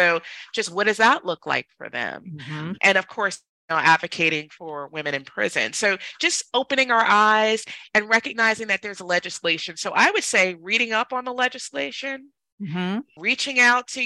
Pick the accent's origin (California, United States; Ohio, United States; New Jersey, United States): New Jersey, United States; I grew up in New Jersey